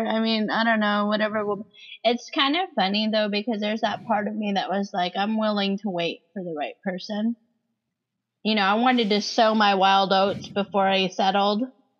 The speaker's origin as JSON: {"language": "English", "town": "Antioch", "region": "California", "country": "United States", "said": "I was from Antioch."}